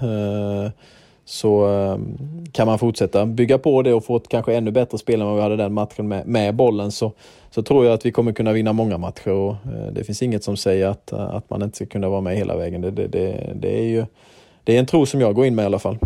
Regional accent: Herrestad, Sweden; moved away; Herrestad där, där, vi, där jag är uppvuxen

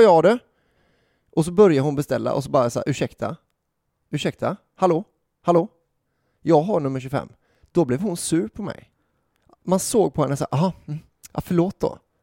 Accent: Gothenburg, Västra Götaland, Sweden; jag var från Göteborg

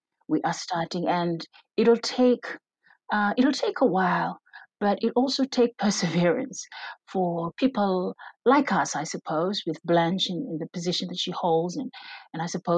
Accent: Fiji; We are from the Pacific

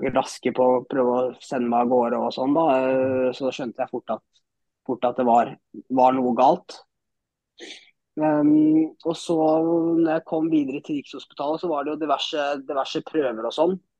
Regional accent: Moss, Østfold, Norway; er født og oppvokst i Moss

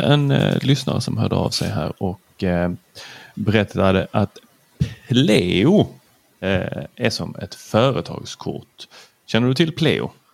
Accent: Lund, Skåne, Sweden; also born or lived in Helsingborg; jag är född i Lund

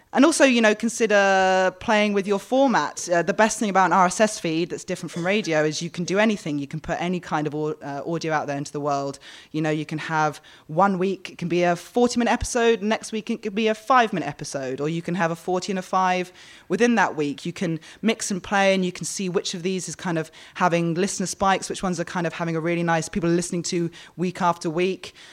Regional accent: London, United Kingdom; now in Australia; I'm from London

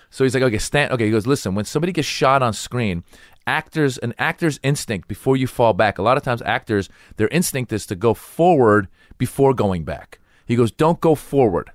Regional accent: United States; I grew up in America

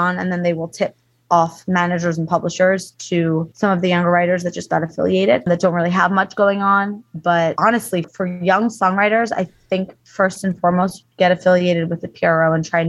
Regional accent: East Coast, United States; My husband and I both, we lived in LA for 15 years. We're both from the East Coast.

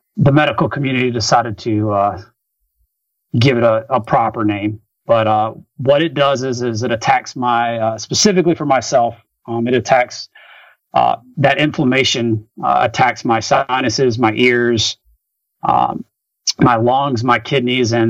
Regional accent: Rock Hill, South Carolina, United States; I was at a small Division I college called Winthrop University that was in my hometown

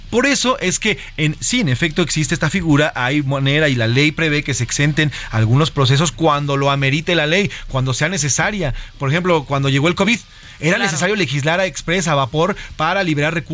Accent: Mexico; Estas iniciativas, pues que sí modifican nuestra vida como mexicanos, porque vamos a adolecer de institutos importantes.

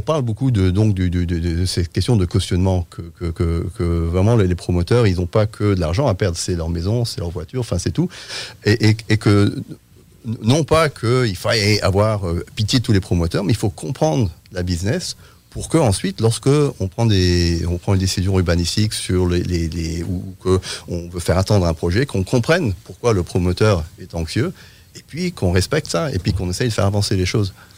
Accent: France; je suis euh, britannique, mais j'ai grandi en France.

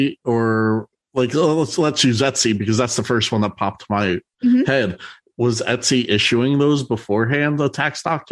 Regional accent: New Jersey, United States; I'm from New Jersey.

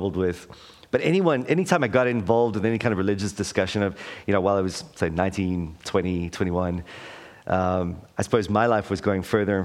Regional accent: South Africa; moved away as an adult; now in Wellington, New Zealand; I was raised in South Africa during the apartheid.

